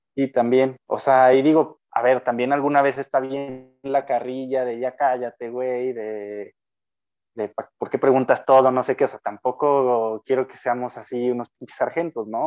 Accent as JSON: {"language": "Spanish", "town": "Lagos de Moreno", "region": "Jalisco", "country": "Mexico", "also_born_or_lived": "León, Guanajuato", "said": "soy de Jalisco, de Lagos de Moreno."}